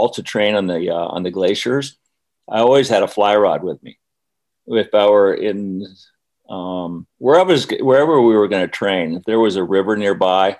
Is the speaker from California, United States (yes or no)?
no; Aspen, Colorado, United States; also born or lived in Florida; I was from Aspen